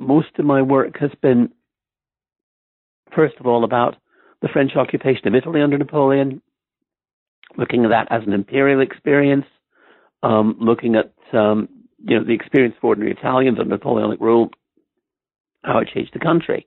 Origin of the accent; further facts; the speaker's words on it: Ireland; moved away as an adult; also born or lived in Stamford, Connecticut, United States; now in Oxford, United Kingdom; I grew up mostly in Ireland